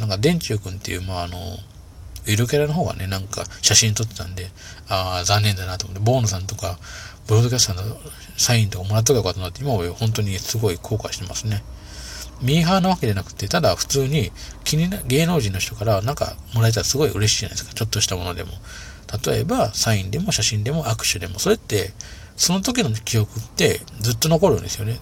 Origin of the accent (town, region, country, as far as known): Okayama, Japan